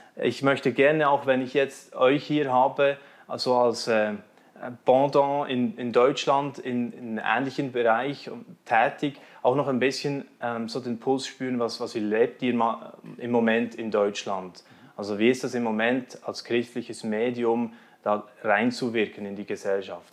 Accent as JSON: {"language": "German", "country": "Switzerland"}